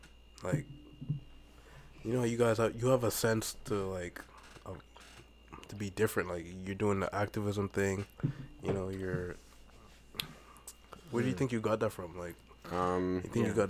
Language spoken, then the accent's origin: English; Bahamas; born or raised there; moved away as an adult; also born or lived in Clarendon, Jamaica / Ontario, Canada; now in Victoria, Canada